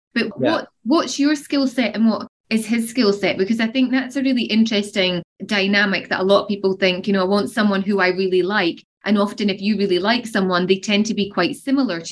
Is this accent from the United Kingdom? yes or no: yes; Edinburgh, Scotland, United Kingdom; now in Dubai, United Arab Emirates; We're both from Scotland. We're both from Edinburgh